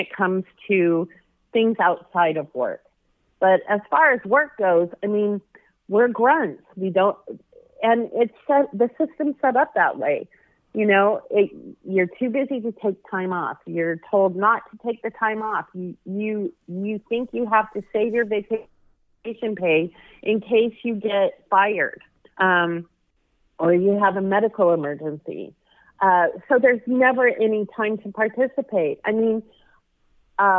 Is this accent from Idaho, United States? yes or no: yes; Boise, Idaho, United States; moved away as an adult; also born or lived in California; I grew up in Boise, Idaho